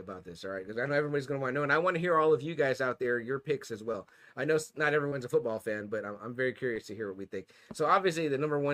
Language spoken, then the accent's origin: English; Texas, United States; as a Texan